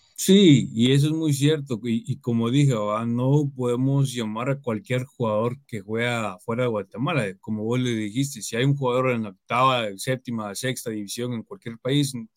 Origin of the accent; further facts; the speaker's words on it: United States; yo, nací acá en Estados Unidos, pero aparte de eso me considero como un guatemalteco más